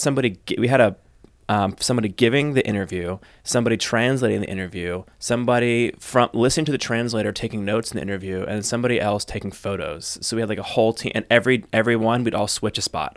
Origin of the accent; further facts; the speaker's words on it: United States; I'm American, we worked in Germany